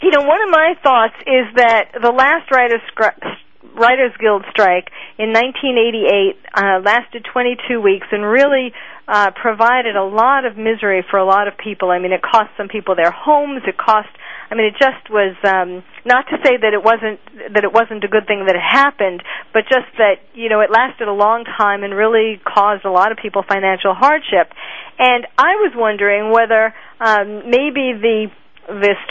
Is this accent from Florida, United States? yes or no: no; New York, United States; now in Los Angeles, United States; I'm from New York, too. I came to Los Angeles to be involved in the entertainment industry